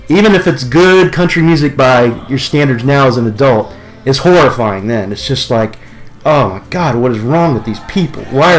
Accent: Beckley, West Virginia, United States; And I come from West Virginia, Beckley, West Virginia. And my relatives, coal miners, truck drivers, mm-hmm. you know. My grandmother was a first generation Italian immigrant.

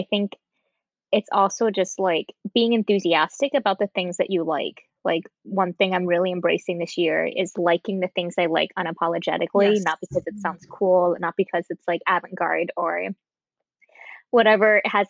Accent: California, United States; I've always loved rollerblading because I grew up in California and skate culture was huge there.

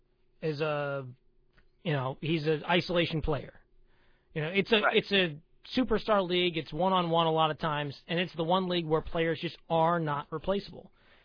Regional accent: Pittsburgh, Pennsylvania, United States; Ben Roethlisberger's hurt in Pittsburgh, and I'm using this as my hometown example

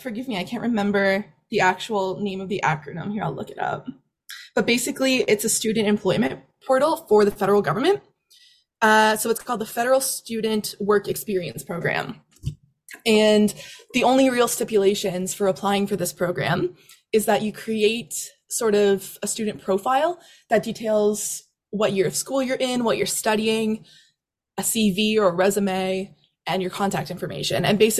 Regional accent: Nova Scotia, Canada; whenever they surface around my hometown, there's like a number of family friends and my family and my parents and my sister. Everyone sends me all the shark data when they pop up around Nova Scotia.

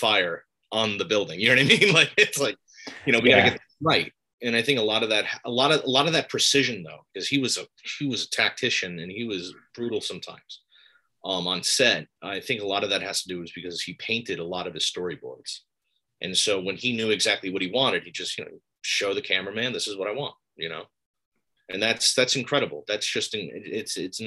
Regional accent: Palisades, New York, United States; also born or lived in Albany, New York; I'm from Palisades, New York

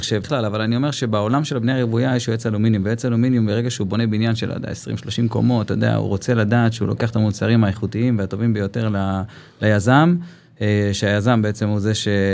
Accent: Zikhron Ya'akov, Haifa District, Israel; now in Ma'ayan Zvi, Israel; כרגע במעיין צבי, אני גדלתי בזיכרון

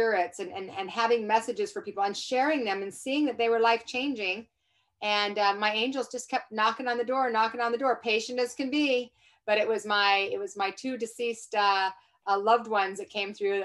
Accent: Salt Lake City, Utah, United States; I was raised in Salt Lake City, Utah.

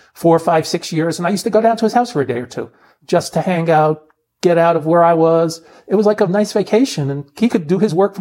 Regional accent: Saddle Brook, New Jersey, United States; my hometown of Saddlebrook, New Jersey.

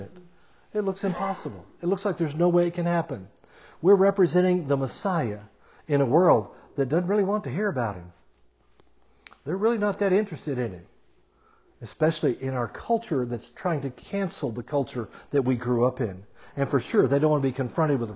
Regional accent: United States; We as American Christians

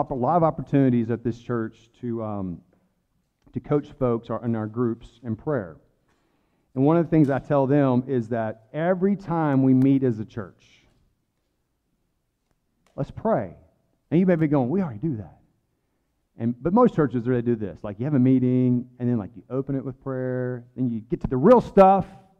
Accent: the South, United States; accent: Southern; I'm from the South. I got a little bit of Southern accent.

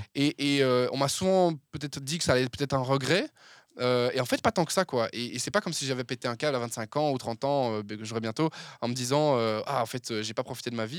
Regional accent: Verviers, Wallonia, Belgium; moved away as an adult; now in Brussels, Belgium; Je suis originaire de la région de Verviers de base. Euh, mais je suis installé à Bruxelles depuis une dizaine d'années

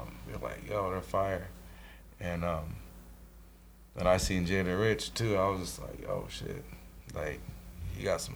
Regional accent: Colorado, United States; we're from Colorado

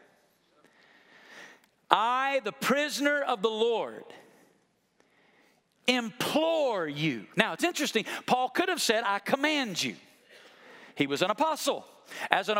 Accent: Alabama, United States; I grew up in Alabama, and I understand that because of that, sometimes my English language can be difficult for you to understand.

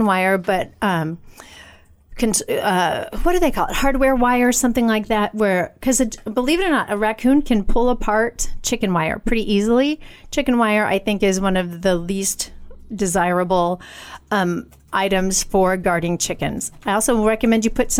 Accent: United States; I'm an American woman

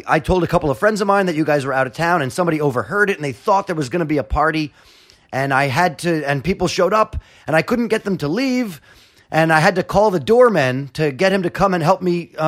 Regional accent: New York City, New York, United States; I went to school on the Upper West Side and I grew up in the Village

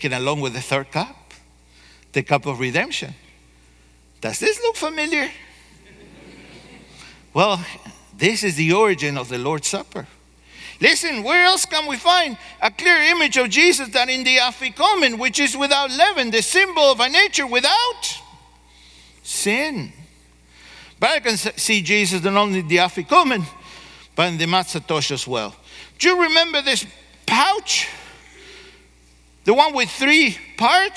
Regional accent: Argentina; moved away; I grew up in Argentina

